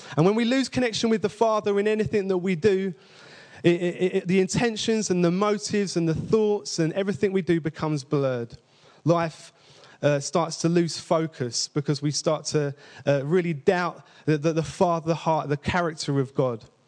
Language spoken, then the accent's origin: English; London, United Kingdom; I say father with two V's, by the way, because I'm from East London